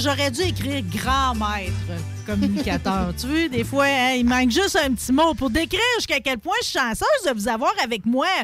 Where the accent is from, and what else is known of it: Quebec City, Quebec, Canada